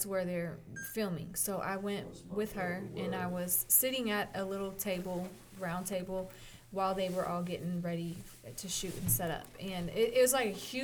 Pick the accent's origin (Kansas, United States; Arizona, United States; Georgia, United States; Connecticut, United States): Kansas, United States; I'm from Kansas. I grew up there